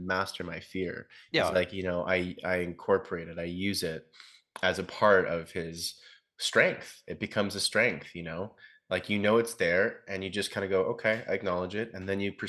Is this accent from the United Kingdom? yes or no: no; Ontario, Canada; moved away as an adult; I'm going back to my hometown back in Ontario for about a month